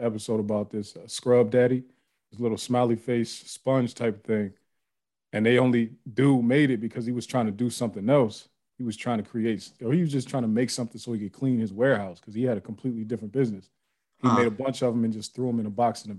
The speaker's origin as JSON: {"language": "English", "town": "Youngstown", "region": "Ohio", "country": "United States", "said": "I'm from Youngstown, Ohio."}